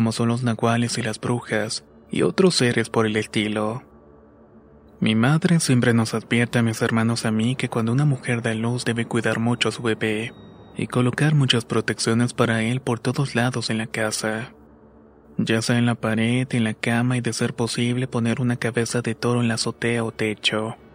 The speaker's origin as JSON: {"language": "Spanish", "country": "Mexico", "also_born_or_lived": "Tehuacán / Tlaxcala", "said": "tengo 23 años y soy de México. Cuando era niño, por razón del trabajo de mis padres, nos mudamos durante un tiempo a Tehuacán y luego a Tlaxcala."}